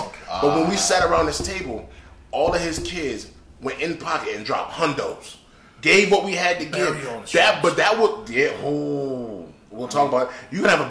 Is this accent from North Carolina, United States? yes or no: yes; Wake County, North Carolina, United States; I'm from Wake County, North Carolina.